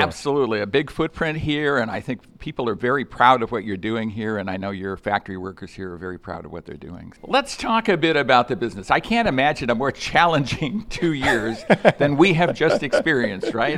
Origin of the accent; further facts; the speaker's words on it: Chicago, Illinois, United States; I was born in the Chicago area